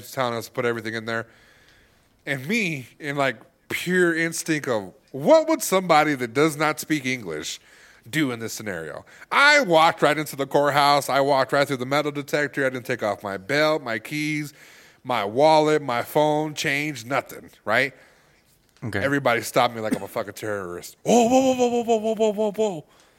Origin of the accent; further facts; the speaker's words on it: California, United States; Yeah, I'm from California.